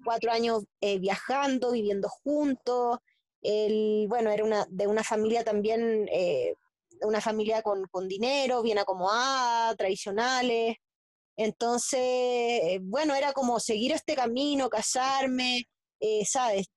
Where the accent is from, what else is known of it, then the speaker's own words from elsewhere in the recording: Santiago, Santiago Metropolitan Region, Chile; also born or lived in a small beach town in Chile; nací en Santiago de Chile, en la capital